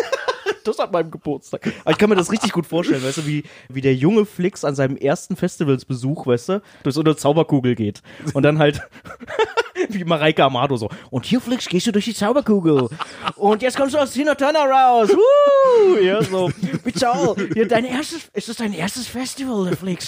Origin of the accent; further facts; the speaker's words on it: Berlin, Germany; als Berliner